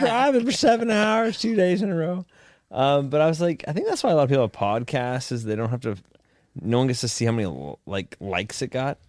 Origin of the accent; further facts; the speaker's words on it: Canada; I'm fucking Canadian